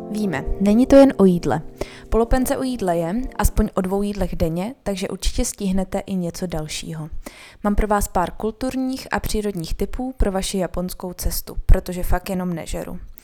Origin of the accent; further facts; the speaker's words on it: Bohemia, Czechia; jsme z Čech